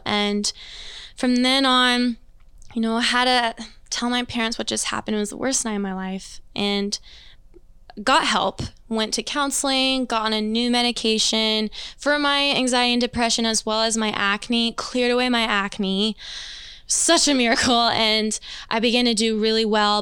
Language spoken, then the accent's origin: English; Overland Park, Kansas, United States; also born or lived in Greensburg, Indiana; moved when I was two. Um, my dad actually got a youth pastor job out here in the suburbs of KC, so Overland Park area. So I've been raised in Overland Park my whole life.